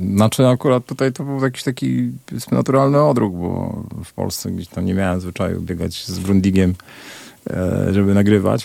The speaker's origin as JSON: {"language": "Polish", "country": "Poland", "also_born_or_lived": "Glasgow", "said": "jestem z Polski"}